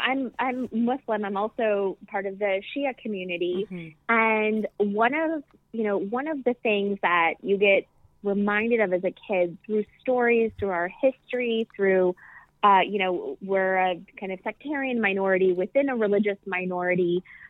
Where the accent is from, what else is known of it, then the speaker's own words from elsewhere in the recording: Midwest, United States; I'm finding that so many parts of who I am, I'm a Midwesterner. Mm-hmm. I'm not only from Pakistan, my father's from the tribal areas, which are like marginalized within Pakistan.